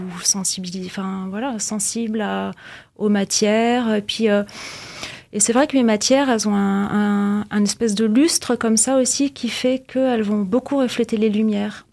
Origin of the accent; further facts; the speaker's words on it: Vienna, Austria; now in Villeneuve-d'Ascq, France; j'ai grandi à Vienne, donc forcément la langue allemande me parle